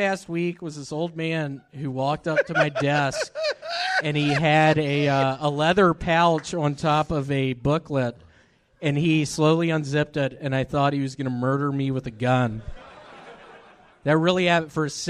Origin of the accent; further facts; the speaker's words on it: Memphis, Tennessee, United States; Memphis, Tennessee.